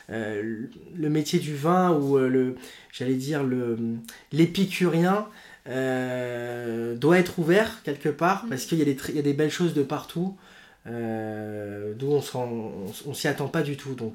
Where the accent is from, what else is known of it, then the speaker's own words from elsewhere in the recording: Lyon, Auvergne-Rhône-Alpes, France; alors, je suis lyonnais d'origine